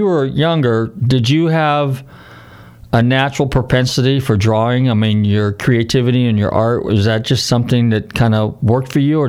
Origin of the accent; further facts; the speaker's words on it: Northern California, United States; I'm from Northern Cal